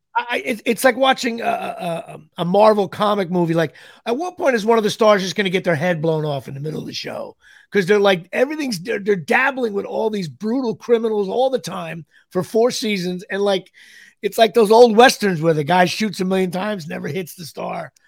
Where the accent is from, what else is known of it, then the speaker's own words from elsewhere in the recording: Woodbridge Township, New Jersey, United States; it's in my hometown. Uh, you know, I'm from Woodbridge Township.